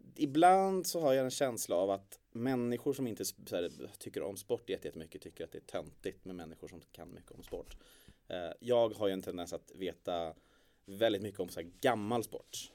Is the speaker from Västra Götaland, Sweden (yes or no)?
no; Stockholm, Stockholm County, Sweden; född och uppväxt i Stockholm